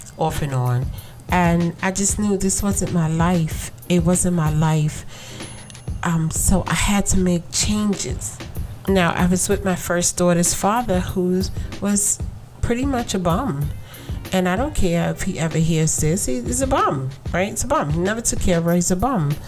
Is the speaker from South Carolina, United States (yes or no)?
no; New York City, New York, United States; I was born and raised in Brooklyn